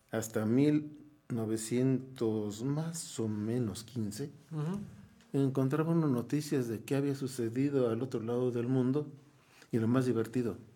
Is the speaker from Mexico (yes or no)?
yes; Querétaro, Mexico; A ver, espérate. Somos los queretanos los que hemos hecho la ciudad.